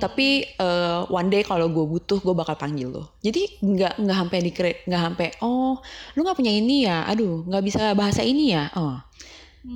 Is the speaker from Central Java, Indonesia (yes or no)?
no; Jakarta, Indonesia; now in Vancouver, Canada; aku dari Jakarta